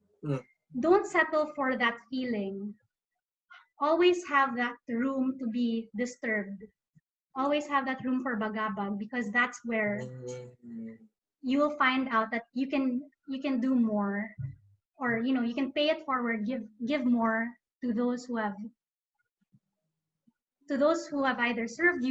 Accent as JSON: {"language": "English", "country": "Philippines", "tie": "born or raised there", "moved": "yes"}